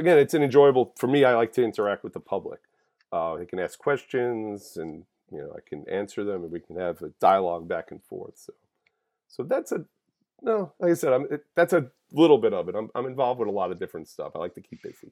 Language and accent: English; Holbrook, New York, United States; also born or lived in Calverton, New York; I am born and raised on Long Island, grew up in Holbrook